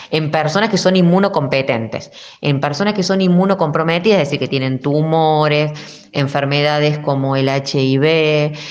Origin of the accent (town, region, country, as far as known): Argentina